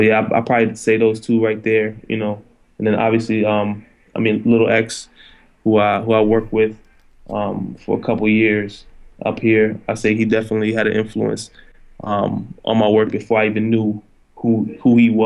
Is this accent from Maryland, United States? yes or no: yes; Silver Spring, Maryland, United States; also born or lived in Philadelphia; now in New York, United States; I'm actually from Silver Spring, Maryland, which is right outside of D.C.